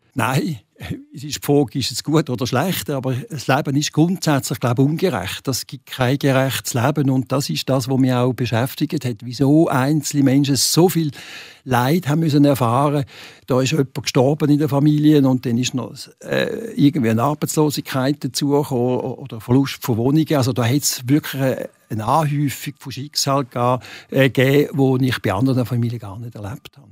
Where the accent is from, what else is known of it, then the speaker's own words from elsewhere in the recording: Basel, Basel-Stadt, Switzerland; now in Arbon, Switzerland; als Basler